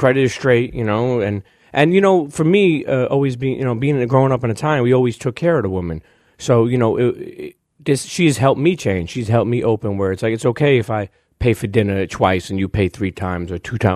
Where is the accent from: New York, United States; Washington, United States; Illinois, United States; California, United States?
New York, United States; Brooklyn; I come from Brooklyn